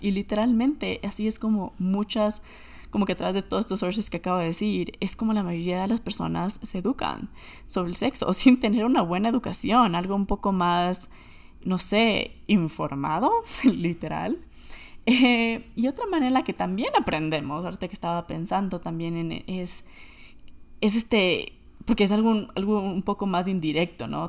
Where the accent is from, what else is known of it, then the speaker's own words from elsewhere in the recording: Ecuador; moved away as an adult; also born or lived in United States; Yo nací y crecí en Ecuador